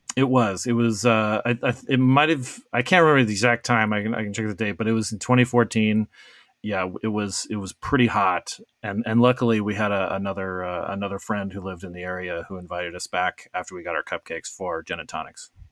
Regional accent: Arizona, United States; moved away; when I was growing up in Arizona

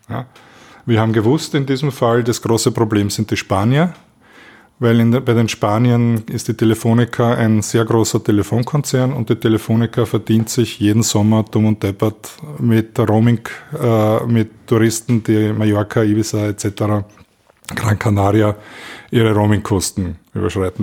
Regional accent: Austria; als Österreicher

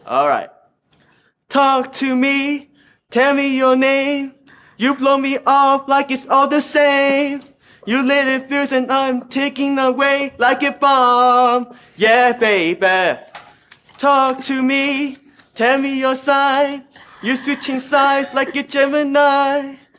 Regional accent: Los Angeles, California, United States; also born or lived in Hong Kong; I grew up in Los Angeles, California

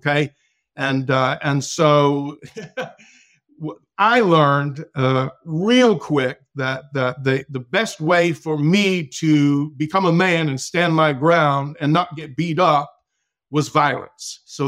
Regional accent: Massachusetts, United States; born there; Okay, a little bit about my background. Of course, I was born in Massachusetts

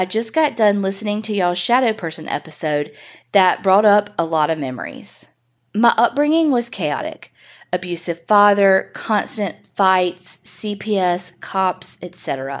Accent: Memphis, Tennessee, United States; I'm from Memphis, Tennessee, born and raised here. The house I grew up in was creepy.

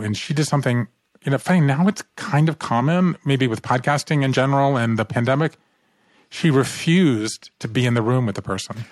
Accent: Savannah, Georgia, United States; moved away; I grew up in Savannah, Georgia

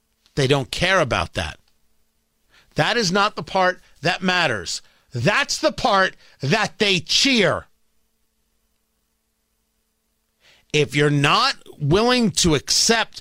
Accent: New Jersey, United States; I grew up in Jersey

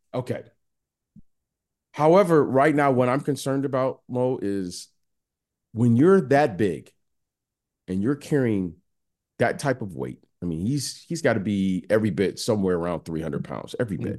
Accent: Detroit, Michigan, United States; moved away; also born or lived in Iowa / San Francisco / Chicago; I grew up in Detroit

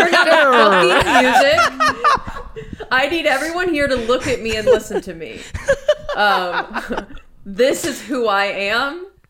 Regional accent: Alabama, United States; I ended up lived in Alabama from basically the time I was, I guess, 12 up until I graduated and then went to the University of Alabama.

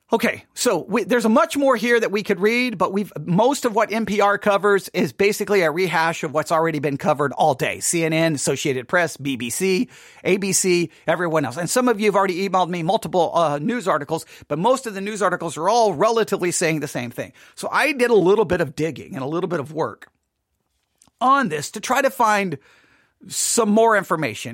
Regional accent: West Texas, United States; I'm from West Texas

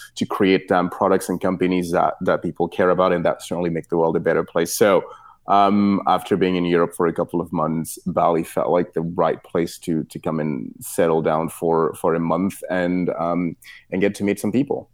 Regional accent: Cameroon; moved away as an adult; now in United States; I was born in Cameroon, and then I spent some years there and then moved to the United States to, to, to, to go to college.

